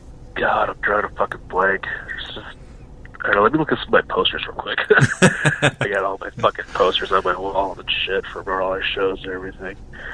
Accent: Colville, Washington, United States; I was born in Colville, Washington, which is a town about 80 miles north of here. It's a small logging town.

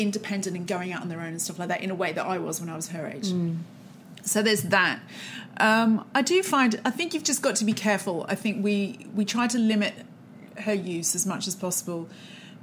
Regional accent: Australia; moved away; I'm from Australia

